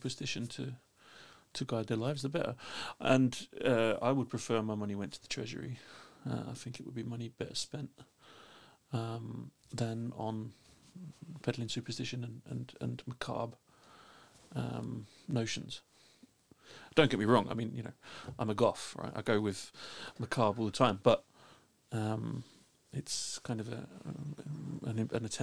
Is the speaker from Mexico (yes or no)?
no; London, United Kingdom; now in Iceland; I was raised Catholic in London